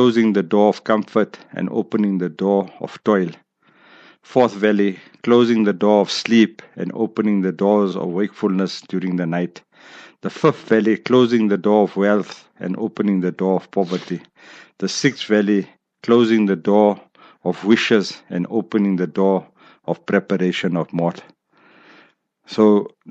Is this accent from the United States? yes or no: no; South Africa; South Africa